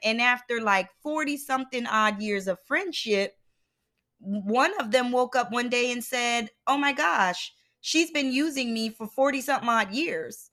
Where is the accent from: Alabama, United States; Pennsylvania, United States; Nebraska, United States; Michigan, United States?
Pennsylvania, United States; Philadelphia; a kid growing up in Philadelphia